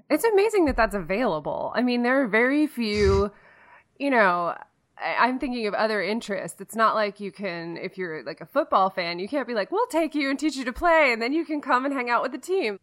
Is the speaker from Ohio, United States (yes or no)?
no; Baltimore, Maryland, United States; I grew up on the East Coast. I'm from Baltimore